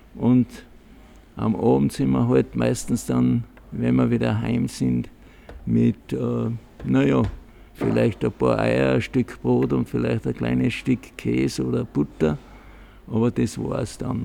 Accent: Lend, Salzburg, Austria; ich bin am 17. Jänner 40 geboren in Scharkendorf 14. Das ist da bei Mühlwirt am Dentnergraben bei meiner Großmutter.

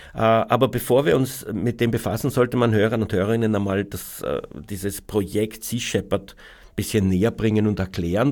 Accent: Austria; bei uns in Österreich

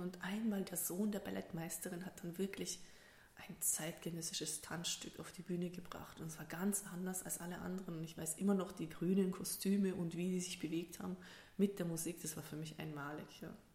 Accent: Germany; moved away as an adult; also born or lived in Kazakhstan; now in Linz, Austria; geboren bin ich in Kasachstan, zum Stück weit auch aufgewachsen, bis im Alter von sieben Jahren ungefähr. Und dann sind wir mit der gesamten Sippschaft nach Deutschland ausgewandert

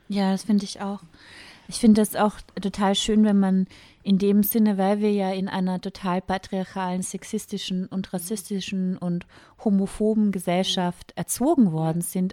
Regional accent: Carinthia, Austria; ich bin in Kärnten yeah. geboren

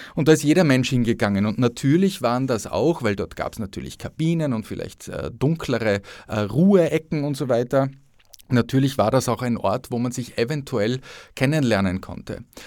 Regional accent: Upper Austria, Austria; also born or lived in Innsbruck; now in Vienna, Austria; als Oberösterreicher

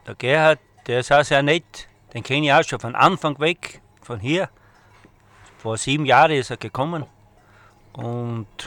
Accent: Eibiswald, Styria, Austria; Ich komme aus Eibeswald bei Eibel

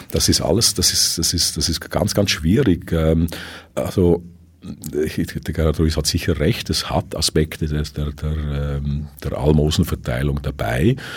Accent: Switzerland; now in Vienna, Austria; dass ich als Schweizer, der in Wien lebt, halt nicht immer oder selten in die erste Wahl gerate

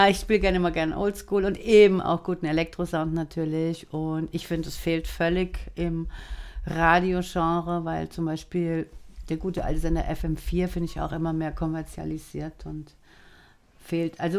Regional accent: Frankfurt am Main, Hesse, Germany; wir sind zusammen aufgewachsen in Frankfurt am Main.

